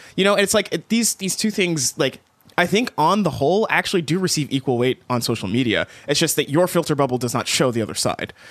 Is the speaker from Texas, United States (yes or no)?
yes; East Texas, United States; moved away; I grew up in East Texas